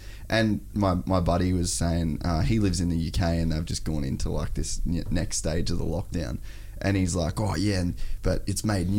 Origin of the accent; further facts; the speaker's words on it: Australia; we're fucking white, we're Australian, we own our own business